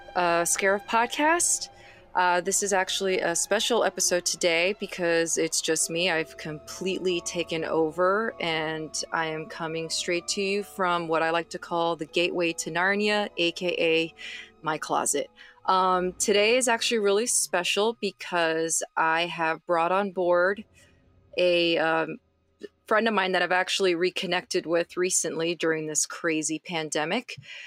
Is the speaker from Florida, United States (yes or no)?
yes; Miami, Florida, United States; fellow Miamian.